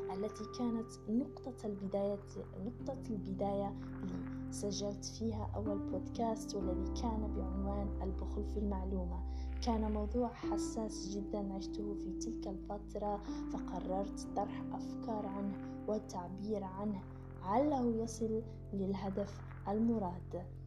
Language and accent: Arabic; Algeria; من الجزائر